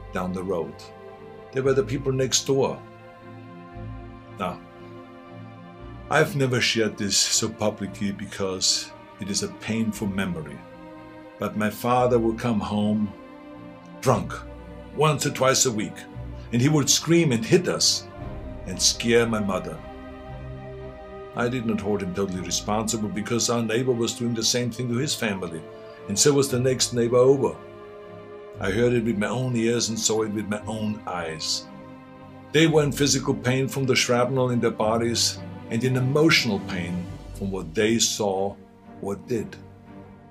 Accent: Austria; now in United States; I grew up in Austria.

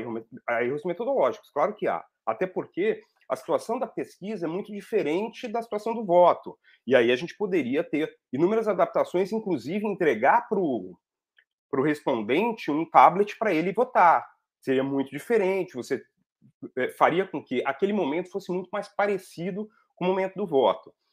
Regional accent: Brazil; Eu sou brasileiro

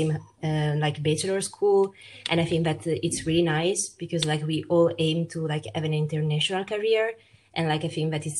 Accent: Italy; English is a second language; moved away; I was born in Italy and raised in Italy, but like my parents are from Peru

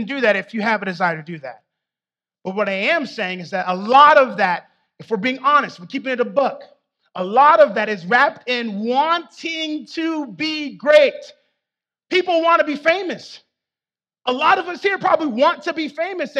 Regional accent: South Florida, United States; I'm from South Florida

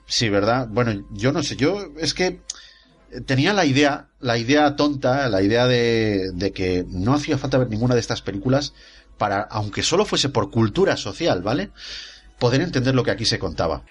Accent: Spain; soy español

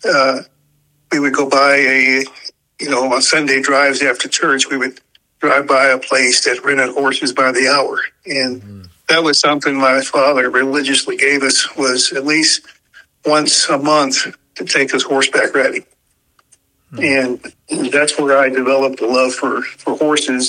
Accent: San Francisco, California, United States; I was born and raised in San Francisco

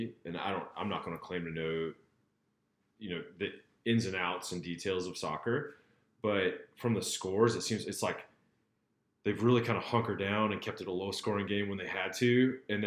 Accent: Wisconsin, United States; moved away; also born or lived in Boston, Massachusetts; When I grew up in Wisconsin

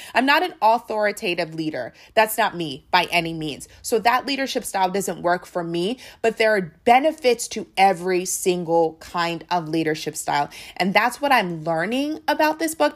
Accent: United States; we are Nigerian, but they knew that we were from America, that we were not as connected with our Nigerian roots

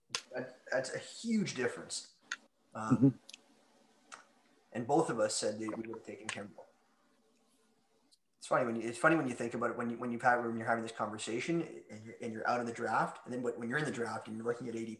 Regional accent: Toronto, Ontario, Canada; I'm from Toronto.

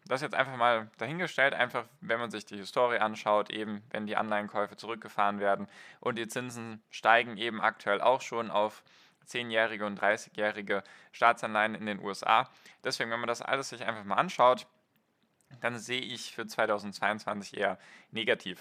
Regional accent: Germany; bei uns in Deutschland und Europa

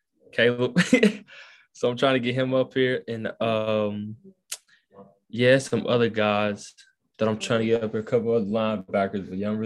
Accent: Newton, Georgia, United States; From Newton, Georgia.

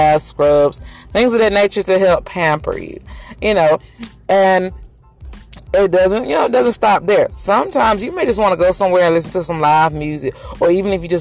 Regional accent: Macon, Georgia, United States; I'm in Macon. That's my hometown, Macon, Georgia

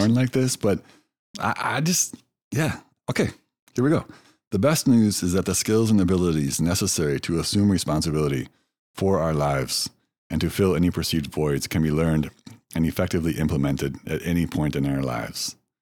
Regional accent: United States; moved away as an adult; also born or lived in China; as a Westerner, as an American

